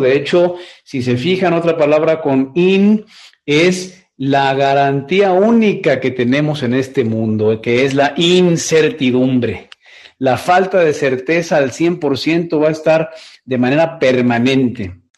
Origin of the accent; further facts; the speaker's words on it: Guadalajara, Jalisco, Mexico; yo soy oriundo de Guadalajara, México. Yo nací en esta bella ciudad tapatía